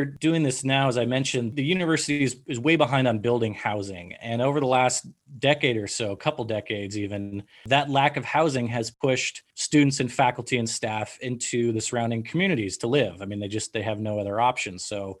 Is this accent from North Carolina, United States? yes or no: no; Marin County, Northern California, United States; where I grew up in Northern California, I grew up in a small town in Marin County, and our population was about 4,500 people, 5,000 people.